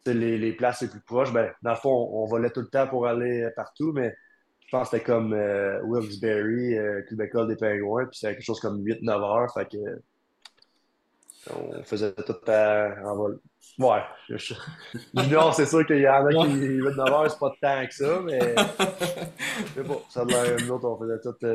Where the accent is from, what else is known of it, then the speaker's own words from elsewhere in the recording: Quebec, Canada; vraiment pris sous son nez en tant que Québécois.